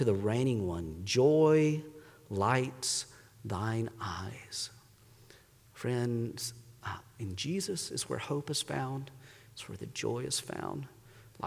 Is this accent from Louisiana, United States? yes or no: no; North Carolina, United States; moved away as an adult; also born or lived in Pittsburgh; I grew up in North Carolina